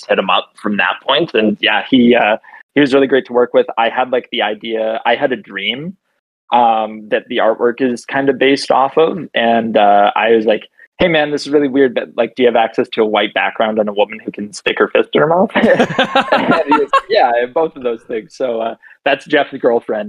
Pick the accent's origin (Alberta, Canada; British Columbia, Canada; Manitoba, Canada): Alberta, Canada; Grande Prairie; so basically I grew up in Northern Alberta. In this shitty place called Grand Prairie.